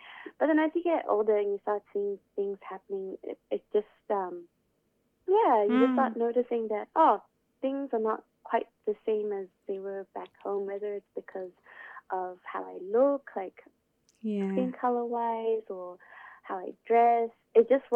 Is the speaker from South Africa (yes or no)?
no; Zimbabwe; now in Melbourne, Australia; I'm from Zimbabwe, where it's always nice and sunny, but Melbourne is not